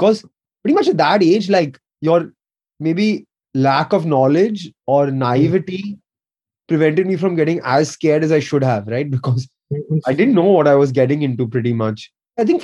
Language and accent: English; India; I grew up in India